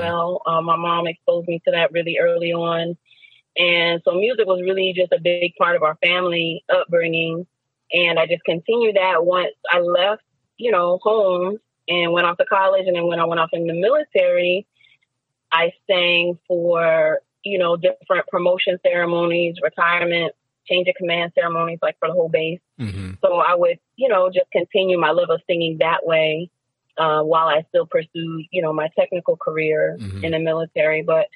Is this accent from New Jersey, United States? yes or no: yes; New Jersey, United States; now in Virginia, United States; I'm originally from New Jersey